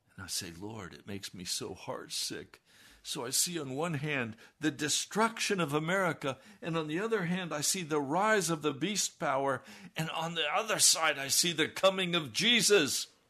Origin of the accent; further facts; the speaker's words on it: United States; how I was raised as an American